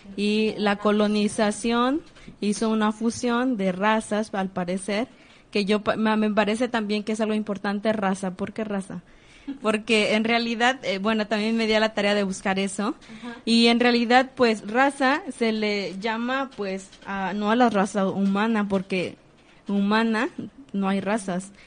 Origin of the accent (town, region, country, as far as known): Mexico